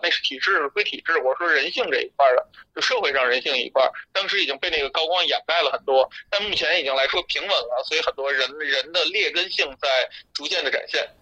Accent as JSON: {"language": "Chinese", "region": "northern China", "country": "China", "also_born_or_lived": "India", "moved": "yes", "said": "我是北方人，但我南方那边有个房子"}